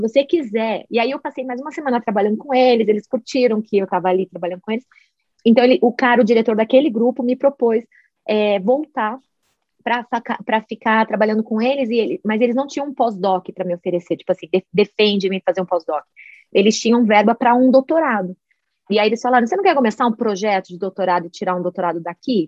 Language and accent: Portuguese; Brazil; moved away as an adult; also born or lived in Puerto Rico; now in Boulder, United States; depois que eu saí do Brasil